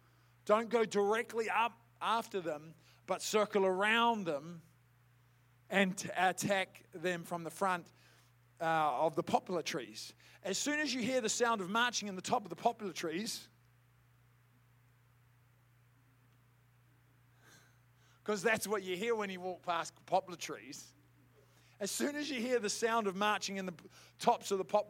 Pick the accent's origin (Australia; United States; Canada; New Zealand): New Zealand; Southland; I grew up in Southland, I grew up as a rugby head